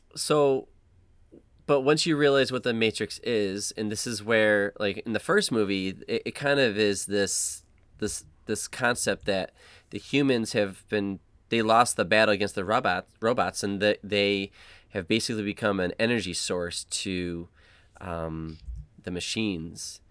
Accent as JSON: {"language": "English", "country": "United States", "said": "as an American"}